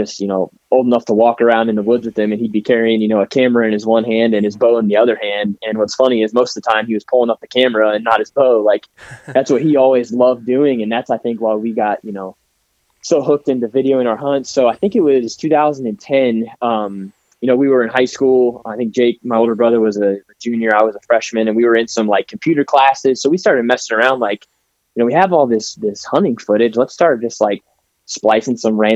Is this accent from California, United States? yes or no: no; Ontario, Ohio, United States; I live and was born and raised in Ontario, Ohio.